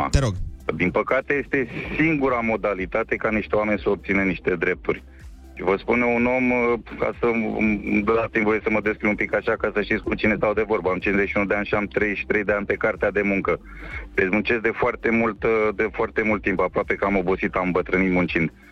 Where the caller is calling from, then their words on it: Slatina, Olt County, Romania; și sunt din Slatina.